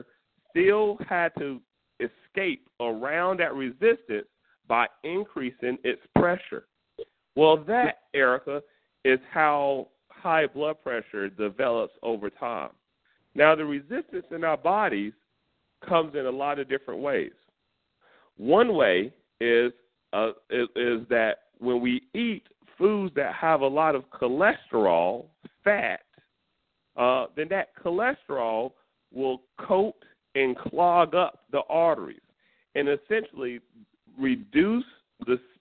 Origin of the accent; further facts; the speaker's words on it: North Carolina, United States; I'm from North Carolina, and I'm from the country